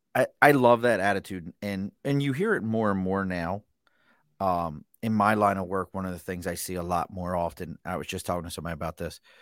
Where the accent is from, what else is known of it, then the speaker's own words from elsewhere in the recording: Baltimore, Maryland, United States; accent: Mid-Atlantic; I'm from Baltimore